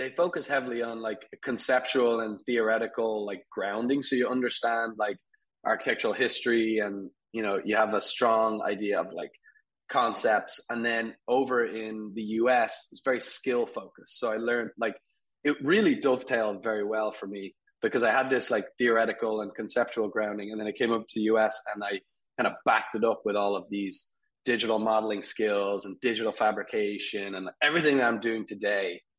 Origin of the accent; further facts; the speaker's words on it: Albuquerque, New Mexico, United States; also born or lived in Dublin, Ireland; so I'm Irish originally. I was born in, in Dublin, and uh, my we moved over here with my family uh, when I was a kid. We moved to Albuquerque, New Mexico